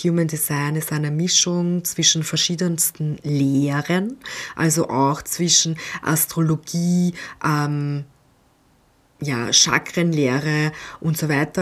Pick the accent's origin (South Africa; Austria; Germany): Austria; Bei uns in Österreich